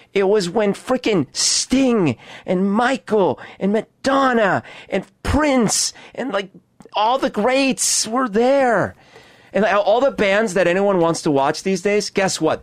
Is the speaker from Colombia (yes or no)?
yes; Bogotá, Colombia; now in Seattle, United States; I grew up in Bogota.